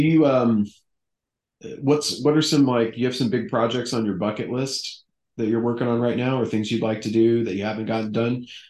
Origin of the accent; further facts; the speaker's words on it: Houston, Texas, United States; moved away; I grew up in Houston